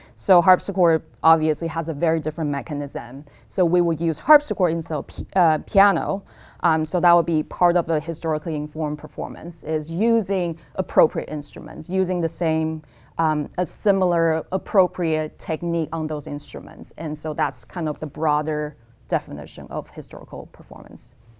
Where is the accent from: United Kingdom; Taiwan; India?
Taiwan; Taipei; moved away as an adult; also born or lived in California / Stony Brook; now in Eugene, United States; I was born in Taipei, Taiwan, and I came to the States, um, to pursue undergrad degree in engineering